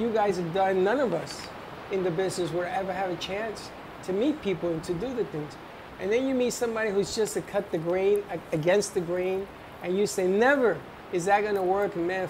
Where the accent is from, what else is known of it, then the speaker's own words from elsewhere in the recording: Bronx, New York, United States; Well, you know, I mean, I'm a Latino, I'm from